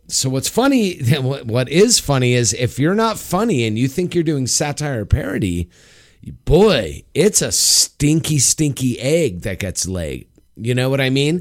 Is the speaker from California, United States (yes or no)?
yes; Los Angeles, California, United States; my hometown, Hollywood Bowl